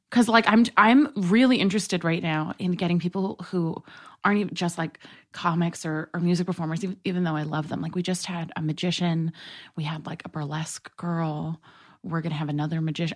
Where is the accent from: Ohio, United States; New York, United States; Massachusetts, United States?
New York, United States; New York City; moved away; I grew up in New York City